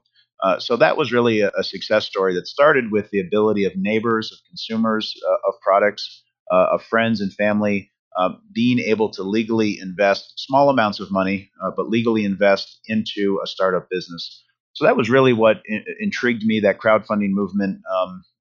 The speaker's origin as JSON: {"language": "English", "region": "Vermont", "country": "United States", "tie": "born or raised there", "also_born_or_lived": "New York City", "said": "I grew up in Vermont"}